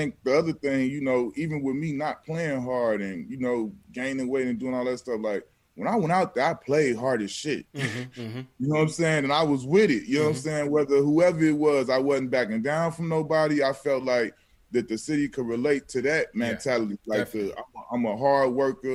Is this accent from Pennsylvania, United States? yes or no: no; Chicago, Illinois, United States; moved away; I'm from Chicago